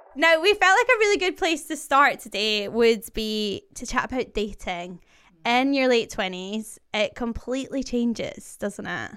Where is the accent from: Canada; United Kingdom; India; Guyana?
United Kingdom; just outside Glasgow, Scotland; now in London, United Kingdom; I'm obviously Scottish. I am from just outside Glasgow, and I now live in London.